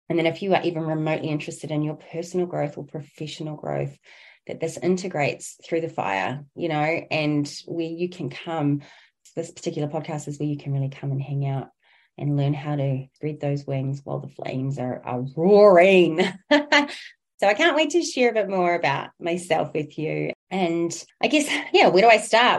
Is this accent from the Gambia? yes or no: no; New Zealand; I originate from Aotearoa, New Zealand